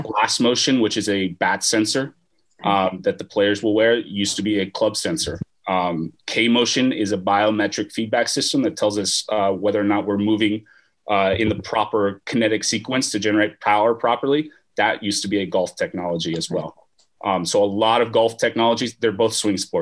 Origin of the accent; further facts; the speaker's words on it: Southern California, United States; moved away as an adult; now in Oregon, United States; I am originally from Southern California